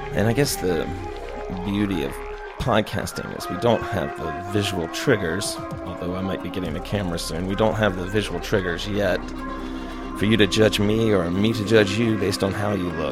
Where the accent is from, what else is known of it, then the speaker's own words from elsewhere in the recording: Charlotte, North Carolina, United States; I was born in Charlotte, North Carolina